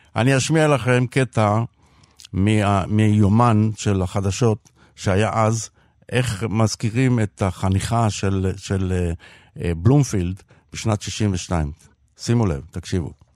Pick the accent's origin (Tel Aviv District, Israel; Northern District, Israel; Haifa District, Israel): Tel Aviv District, Israel; Tel Aviv; נולדתי וגדלתי בשכונת שפירא בדרום תל אביב